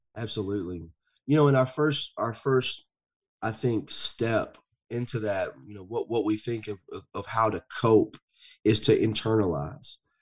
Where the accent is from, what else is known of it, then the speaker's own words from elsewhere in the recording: the South, United States; I grew up in the South.